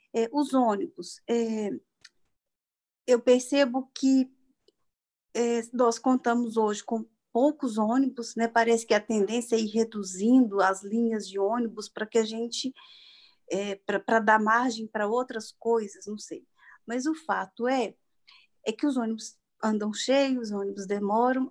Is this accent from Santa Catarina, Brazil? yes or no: no; Desterro de Entre Rios, Minas Gerais, Brazil; moved away as an adult; now in Belo Horizonte, Brazil; Eu sou do interior de Minas, de Desterro de Entre Rios. É, eu moro em Belo Horizonte já há 31 anos, eu vim para cá para estudar.